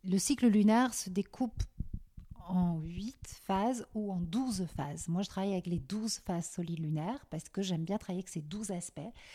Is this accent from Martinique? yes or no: no; Belgium; moved away as an adult; also born or lived in Paris / New York; now in France; j'ai grandi en Belgique et euh, jusqu'à mes 18 ans, 19 ans